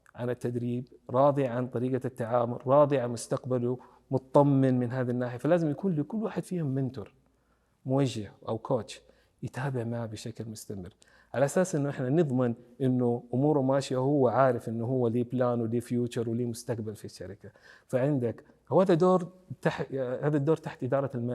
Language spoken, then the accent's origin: Arabic; Saudi Arabia; عندنا في السعوديه